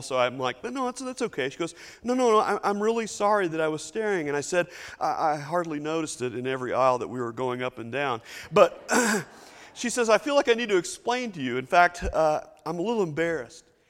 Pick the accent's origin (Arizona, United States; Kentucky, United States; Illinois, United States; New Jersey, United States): Kentucky, United States; Lexington; moved away as an adult; I've been gone for thirty years from Lexington, Kentucky